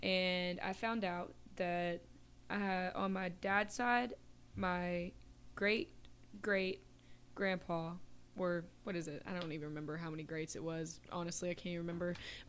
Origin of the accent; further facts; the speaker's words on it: the South, United States; It's just my heritage, you know? That's where I came from. It's my family. I grew up in the South. My whole family's from the South, you know, learning that my great great great great grandfather was a chief of a Cherokee tribe